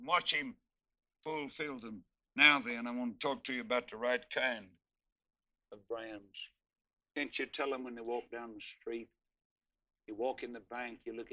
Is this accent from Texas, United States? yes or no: yes; Texas, United States; I'm from Texas